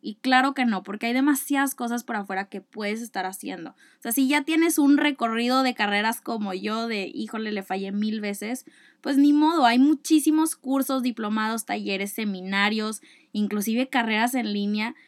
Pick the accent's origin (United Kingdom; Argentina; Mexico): Mexico; Monterrey, Nuevo León; soy de Monterrey, Nuevo León.